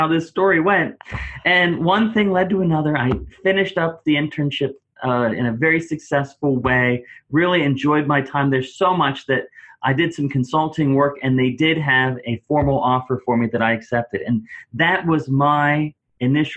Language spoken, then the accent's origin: English; Clearfield, Pennsylvania, United States; I got a job offer in my hometown school district in Clearfield, Pennsylvania